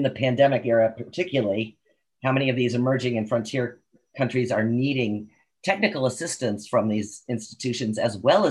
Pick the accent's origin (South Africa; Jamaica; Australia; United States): United States; I, as an American